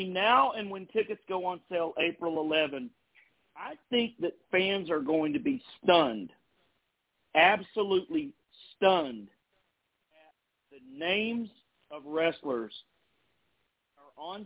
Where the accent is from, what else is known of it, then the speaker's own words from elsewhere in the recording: Beckley, West Virginia, United States; in my hometown, Beckley, West Virginia